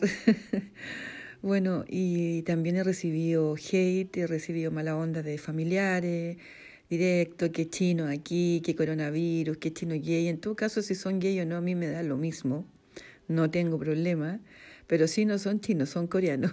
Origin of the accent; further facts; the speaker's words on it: central Chile, Chile; soy de Chile, de la zona centro, vivo en el campo.